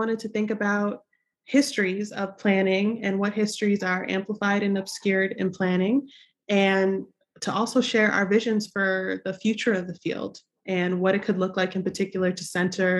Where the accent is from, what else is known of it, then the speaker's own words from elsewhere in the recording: Buffalo, New York, United States; I grew up in Buffalo, New York, one of the most racially segregated cities in the United States.